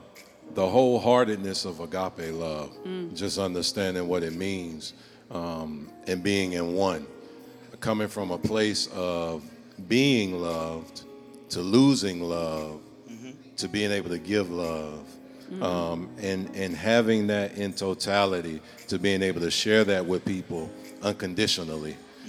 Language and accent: English; Bakersfield, California, United States; We are from Southern California, Bakersfield.